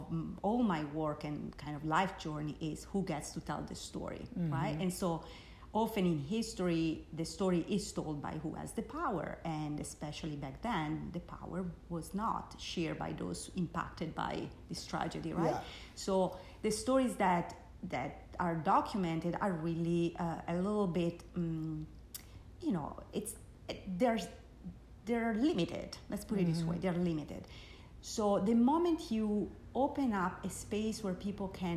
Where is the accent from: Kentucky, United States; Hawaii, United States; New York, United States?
New York, United States; New York City; moved away as an adult; I'm from the Bronx